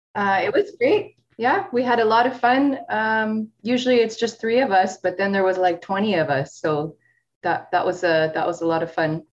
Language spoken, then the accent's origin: English; Steinbach, Manitoba, Canada; I grew up in Steinbach, uh, not knowing anything about Latin music or Latin people